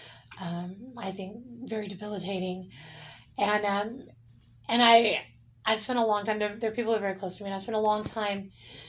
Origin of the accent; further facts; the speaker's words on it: San Diego, California, United States; San Diego's my hometown